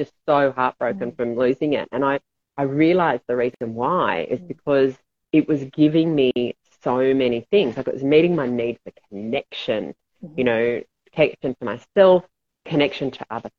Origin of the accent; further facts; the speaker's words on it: Australia; I was brought up in Australia and we had a pool